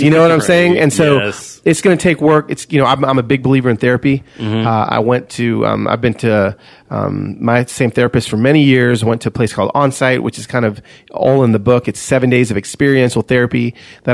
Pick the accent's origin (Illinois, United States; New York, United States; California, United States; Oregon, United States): California, United States; Los Angeles; I am from East LA. I am all my cousins are living in the barrio, Vatos Locos, and I am a red Mexican